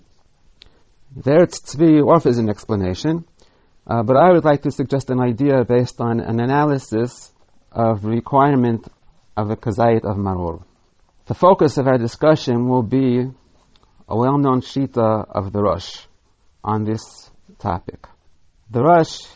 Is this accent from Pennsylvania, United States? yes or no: no; New York City, New York, United States; moved away; When I was a boy growing up in Brooklyn